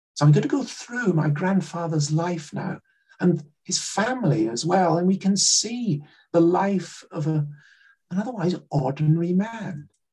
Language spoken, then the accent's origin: English; Glasgow, Scotland, United Kingdom; I grew up in Glasgow and just outside Glasgow